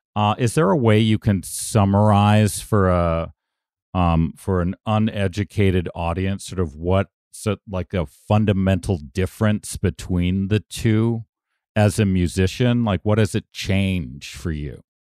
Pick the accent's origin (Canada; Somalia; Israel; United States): Canada; Toronto, Ontario; I'm from Toronto